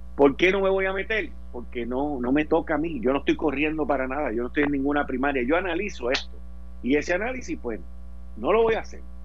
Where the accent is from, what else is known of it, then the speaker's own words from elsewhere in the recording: Puerto Rico; nosotros en Puerto Rico no tenemos subway